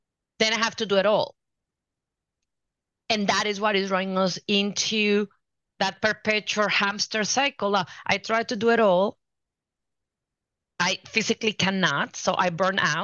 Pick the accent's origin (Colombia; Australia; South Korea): Colombia; moved away; I'm from Colombia originally, and I grew up watching both of my parents always talking